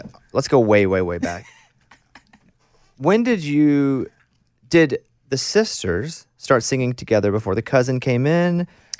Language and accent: English; Arkansas, United States; because I'm from Arkansas